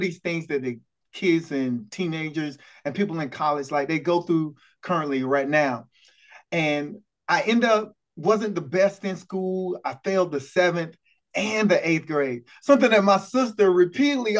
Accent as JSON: {"language": "English", "town": "Lake City", "region": "South Carolina", "country": "United States", "tie": "born or raised there", "said": "I'm from that small town of Lake City, South Carolina, a town of about 5,000 to 6,000 people"}